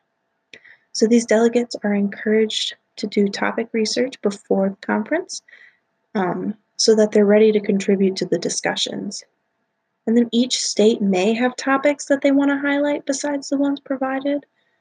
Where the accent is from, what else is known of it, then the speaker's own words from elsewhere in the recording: Wisconsin, United States; I'm from Wisconsin